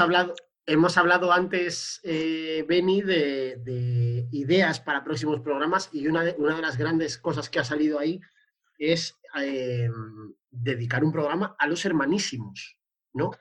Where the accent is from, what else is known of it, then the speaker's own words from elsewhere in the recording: Santander, Cantabria, Spain; de mi pueblo, del Racing de Santander